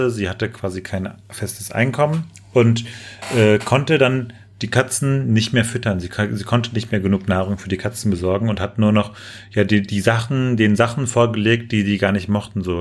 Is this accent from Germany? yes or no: yes; Germany; ich bin kulturell geprägt, ich bin Deutscher.